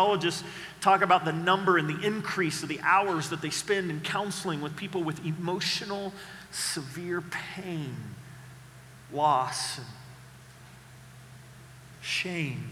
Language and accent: English; Oklahoma, United States; I grew up in Oklahoma with the Dust Bowl days